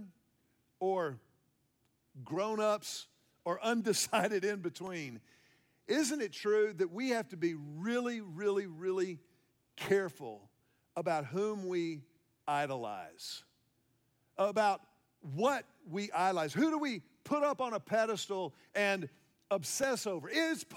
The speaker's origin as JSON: {"language": "English", "town": "Houston", "region": "Texas", "country": "United States", "tie": "born or raised there", "said": "When I was a kid growing up in Houston, Texas"}